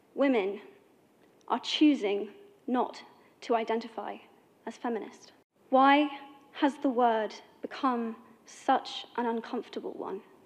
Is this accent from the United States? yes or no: no; United Kingdom; I am from Britain